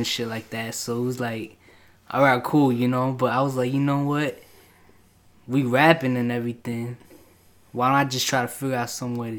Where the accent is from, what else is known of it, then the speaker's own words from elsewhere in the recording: New York City, New York, United States; now in Merrick, United States; I was originally from Queens Ozone Park